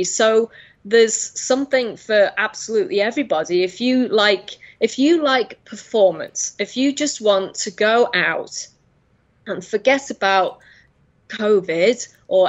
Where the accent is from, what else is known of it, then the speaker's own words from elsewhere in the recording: England, United Kingdom; now in United Arab Emirates; I'm actually in the UAE. I'm just from the UK originally.